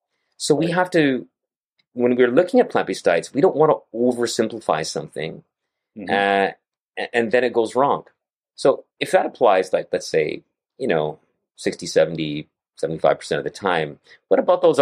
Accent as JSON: {"language": "English", "region": "Gujarat", "country": "India", "said": "I'm from Gujarat as well. And I have a lot of Punjabi friends over here and eat a lot of Punjabi food too."}